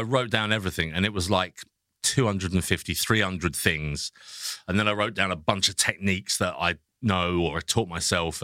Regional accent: England, United Kingdom; being English

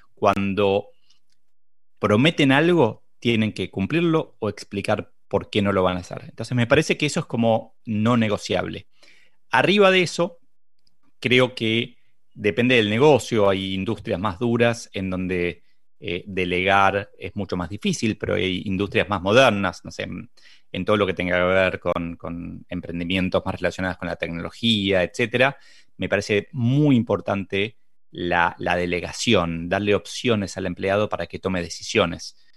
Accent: Uruguay; soy de Uruguay

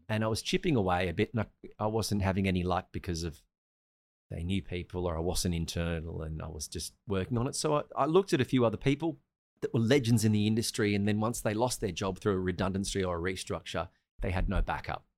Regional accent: Australia; moved away; also born or lived in Sri Lanka; I'm Australian

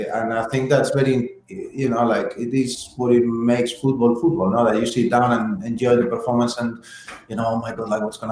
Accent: Spain; now in United States; I'm from Spain

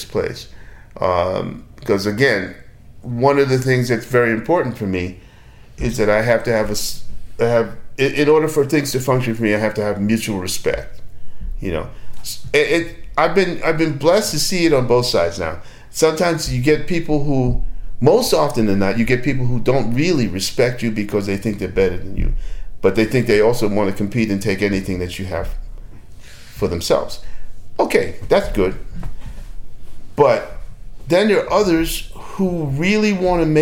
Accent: Australia; I'm an Australian.

